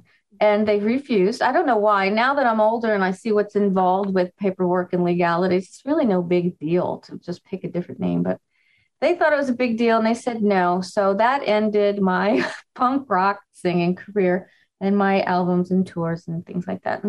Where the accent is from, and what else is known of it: Miami, Florida, United States; born or raised there; also born or lived in New York